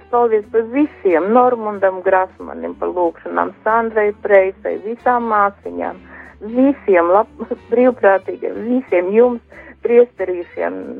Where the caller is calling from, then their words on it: Riga, Latvia; Es esmu Rīga